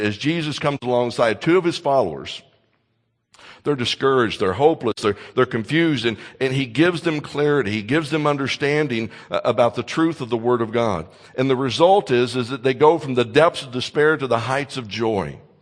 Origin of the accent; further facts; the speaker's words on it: Kentucky, United States; moved away; my home state of Kentucky